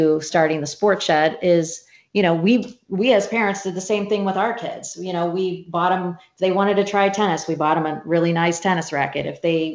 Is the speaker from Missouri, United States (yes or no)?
yes; St. Louis, Missouri, United States; I grew up in St. Louis